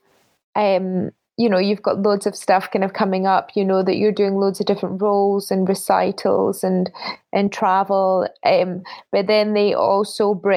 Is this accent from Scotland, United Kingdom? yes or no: yes; Scotland, United Kingdom; moved away; I'm Scottish and my family are all there. But also little things like I went to the Junior Academy at the Royal Scottish